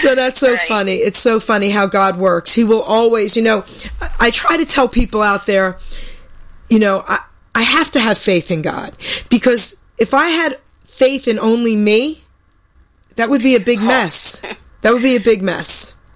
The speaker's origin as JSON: {"language": "English", "region": "New York", "country": "United States", "tie": "born or raised there", "said": "I was more of this tough New York kid"}